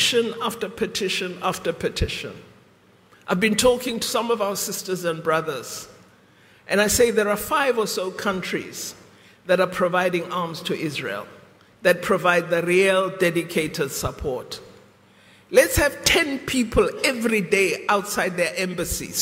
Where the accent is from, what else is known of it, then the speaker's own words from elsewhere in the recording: South Africa; we, as the people of South Africa